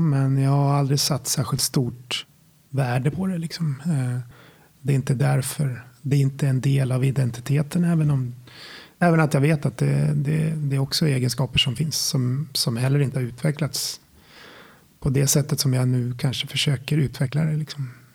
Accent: Sala, Västmanland, Sweden; moved away as an adult; jag kommer från Sala från början, Silverstaden. Ja, det är där jag är uppvuxen till eh, ungefär 25-årsåldern innan jag flyttade därifrån

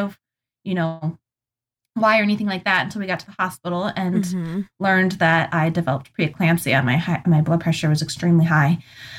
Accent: Montana, United States; now in Michigan, United States; I'm originally from Montana.

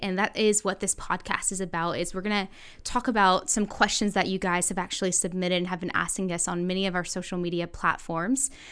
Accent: the South, United States; I grew up in the South

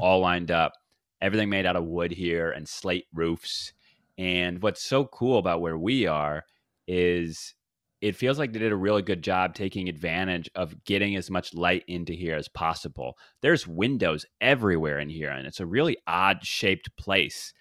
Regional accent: the South, United States; I am from the South

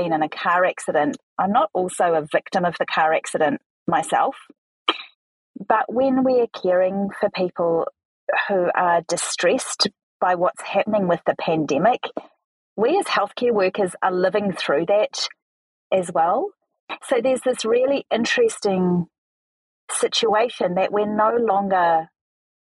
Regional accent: New Zealand; accent: Kiwi; my very Kiwi accent

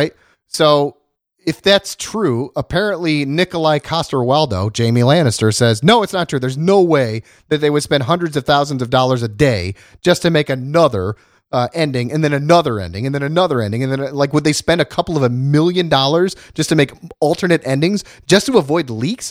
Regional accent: Ohio, United States; I'm from Ohio.

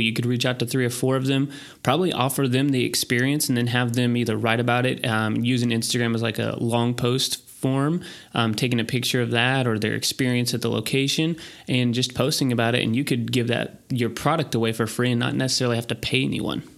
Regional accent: Texas, United States; we're from Texas

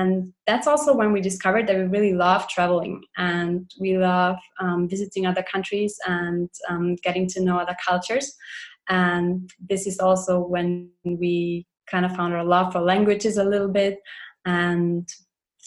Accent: Austria; now in Luxembourg; We are originally from Austria, and now we live in Luxembourg

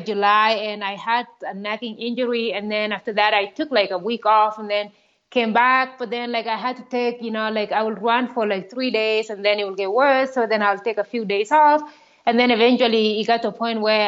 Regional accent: Kenya; moved away as an adult; also born or lived in Iowa, United States / Kansas, United States; now in United States; I grew up in Kenya, grew up in a very small village

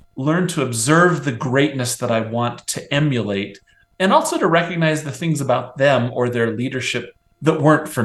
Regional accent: Nebraska, United States; now in Utah, United States; I grew up on the Great Plains of the United States in the state of Nebraska

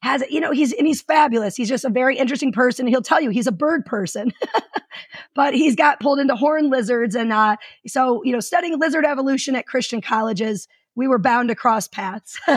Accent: suburbs of Detroit, Michigan, United States; moved away; I'm originally from Michigan. Uh, like most people from the suburbs of Detroit, where like 75% of the state uh, resides. And I grew up in wetlands

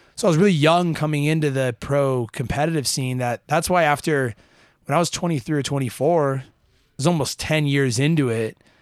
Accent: Utah, United States; so super fortunate to grow up in a place like Utah

